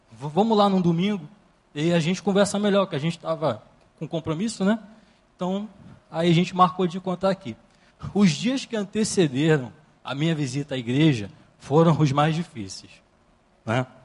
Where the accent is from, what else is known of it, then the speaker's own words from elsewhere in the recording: Rio de Janeiro, Brazil; Assim que eu, que eu vim morar aqui na região do Recreio, né? Porque, poxa, eu vim lá da, da Baixada Fluminense, e sabe como é, né?